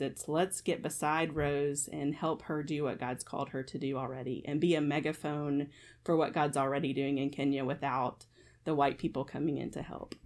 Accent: Kentucky, United States; I am born and raised in Kentucky, so I'm a Wildcat fan

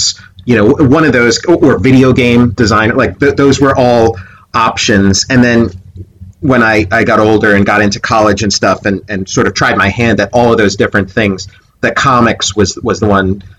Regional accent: Philadelphia, Pennsylvania, United States; moved away; also born or lived in Pittsburgh; I'm from Philadelphia originally, same state as Pittsburgh

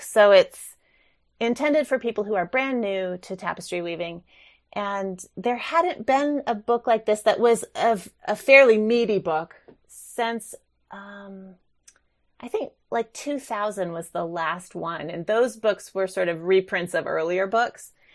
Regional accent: New Mexico, United States; moved away; also born or lived in Reno, Nevada; I grew up in New Mexico, and so I was exposed to Navajo and Rio Grande kinds of image-based weaving as a child

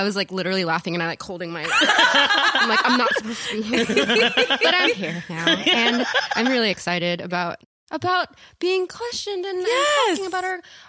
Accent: California, United States; I was born on Treasure Island, or close to Treasure Island in Oakland. But my family lived there, and then I moved up and down the coast of Southern California.

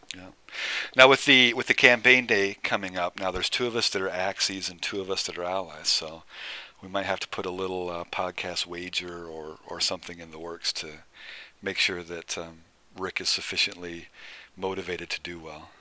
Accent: Nebraska, United States; I was born and raised in Nebraska

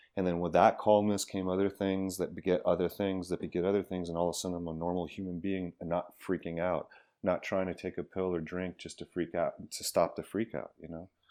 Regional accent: Miami, Florida, United States; I grew up in Miami

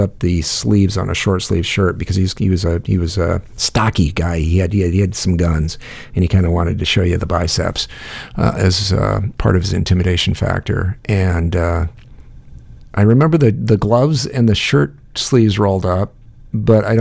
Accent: Le Mars, Iowa, United States; moved away; I went to school in a little town called Lemars, Iowa

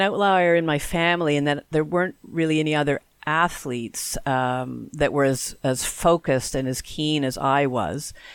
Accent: Canada; we are Canadian after all.

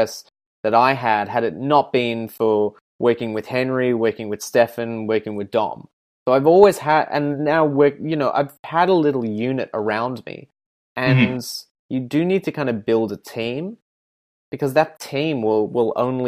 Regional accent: Ireland; now in Perth, Australia; I'm one of two, and we're both Irish

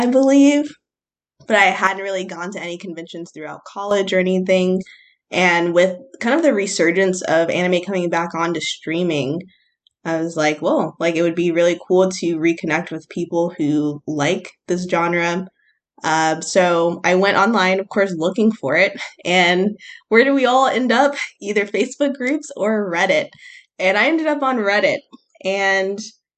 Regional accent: United States; growing up in America

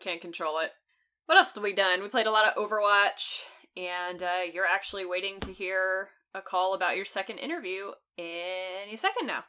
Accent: the South, United States; accent: Southern; even as a person who grew up in the South with a family from North Carolina

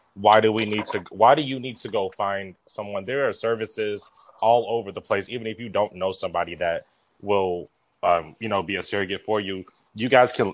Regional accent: Mississippi, United States; now in Dallas, United States; I'm from I'm from Mississippi.

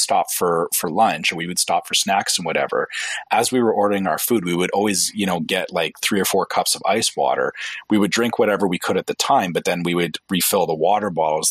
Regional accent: Canada; I'm Canadian

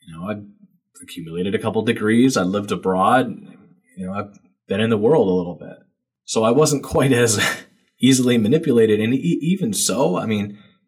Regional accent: New England, United States; I'm from New England. And, you know, grew up a Boston Red Sox fan like everybody else is forced to when they're from New England

